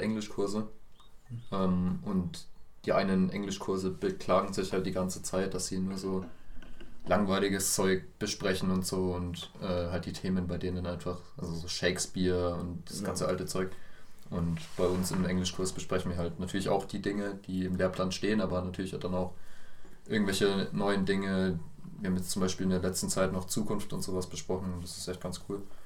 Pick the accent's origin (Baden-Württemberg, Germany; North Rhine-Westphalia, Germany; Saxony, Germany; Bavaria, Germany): Bavaria, Germany; Bamberg; Ich komme genau wie die anderen beiden hier auch aus Bamberg. Ähm, anders als die anderen beiden komme ich auch direkt aus Bamberg